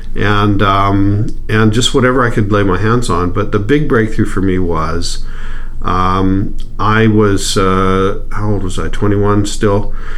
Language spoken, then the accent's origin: English; Edmonton, Alberta, Canada; moved away as an adult; also born or lived in Hollywood; I grew up here in Edmonton